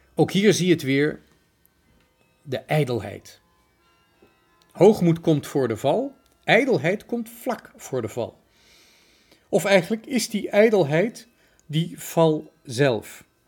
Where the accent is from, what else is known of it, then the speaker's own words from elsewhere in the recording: Netherlands; wij Nederlanders